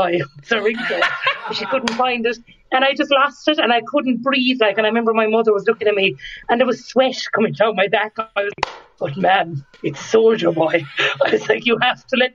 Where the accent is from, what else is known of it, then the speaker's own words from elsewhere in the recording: County Limerick, Munster, Ireland; I grew up in County Limerick